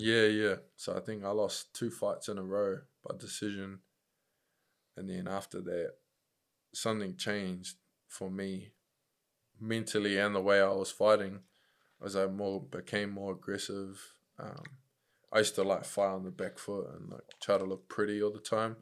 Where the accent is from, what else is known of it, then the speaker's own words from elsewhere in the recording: Upper Hutt, Wellington, New Zealand; moved away as an adult; also born or lived in Christchurch; now in Auckland, New Zealand; growing up in Upper Hutt, uh, in my school, there was, like, loads of fights